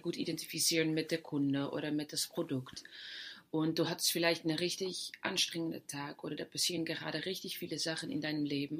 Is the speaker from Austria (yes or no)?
no; Netherlands; German is a second language; moved away; Ich komme ja aus Holland